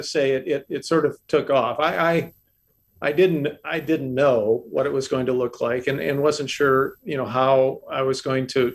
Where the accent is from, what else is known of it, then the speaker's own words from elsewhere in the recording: northwestern Ohio, United States; moved away as an adult; also born or lived in Minnesota / Massachusetts; now in Florida, United States; I grew up in Ohio, northwestern Ohio